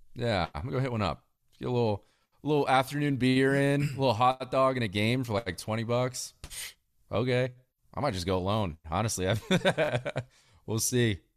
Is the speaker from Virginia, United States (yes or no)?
yes; Northern Virginia, United States; I grew up in Northern Virginia